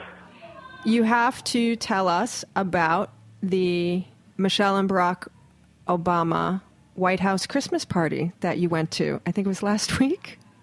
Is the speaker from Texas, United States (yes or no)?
no; Hawaii, United States; I'm from Hawaii